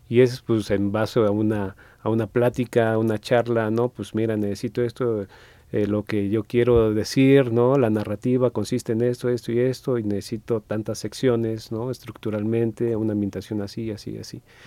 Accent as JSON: {"language": "Spanish", "country": "Mexico", "said": "los que somos muy arriesga, arraigados, pues, a, a, a México"}